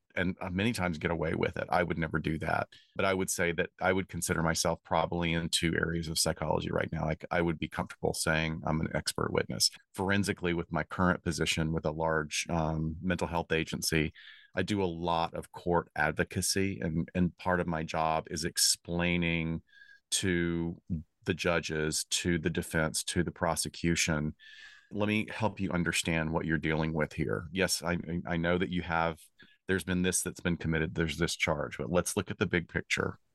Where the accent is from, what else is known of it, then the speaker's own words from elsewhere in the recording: Alabama, United States; also born or lived in Chicago; now in Los Angeles, United States; I grew up in Alabama